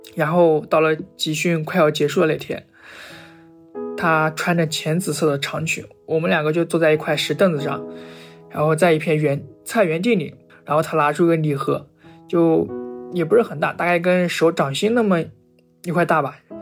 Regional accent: Dalian, Liaoning, China; 我来自辽宁省大连市，现在二十二岁

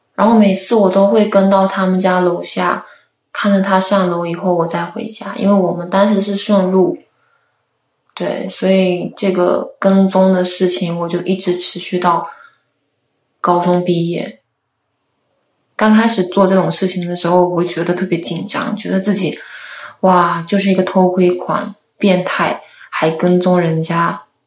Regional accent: Fujian, China; 我今年二十三岁了，我来自福建

